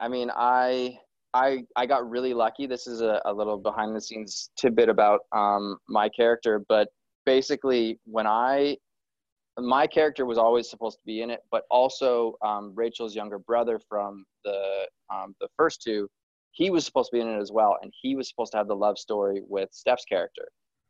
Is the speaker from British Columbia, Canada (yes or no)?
yes; Kelowna, British Columbia, Canada; born there; Well, I was born in Kelowna, which is just outside of there.